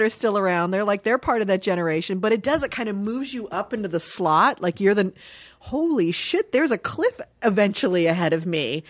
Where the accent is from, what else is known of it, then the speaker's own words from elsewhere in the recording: Dayton, Ohio, United States; born there; I was born in Dayton, Ohio.